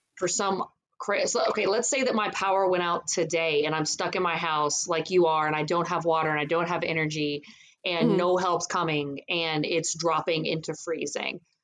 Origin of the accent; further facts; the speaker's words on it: Louisiana, United States; born and raised in Louisiana